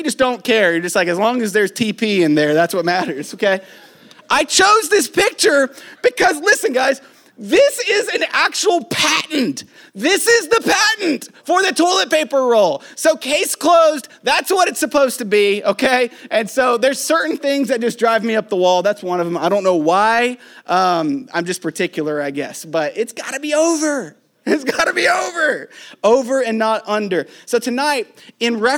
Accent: Tennessee, United States; I was raised in Tennessee, Pentecostal church

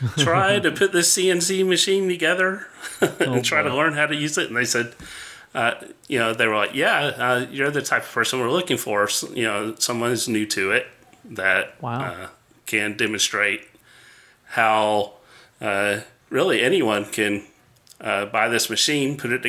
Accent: Atlanta, Georgia, United States; I grew up here in Atlanta, and my parents and family are very Southern. You know, they have the accent, mm-hmm. you know, Southern accent.

